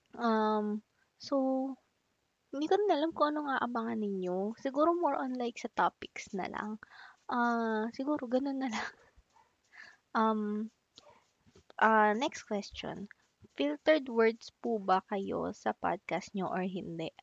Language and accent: Tagalog; Makati, Metro Manila, Philippines; also born or lived in Pampanga; Actually, I'm from Makati. Ayun, um, dito na ako lumaki. Ah, pero pinanganak ako sa Pampanga